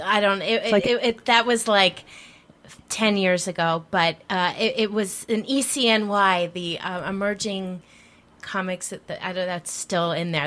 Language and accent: English; Philadelphia, Pennsylvania, United States; I'm from Philadelphia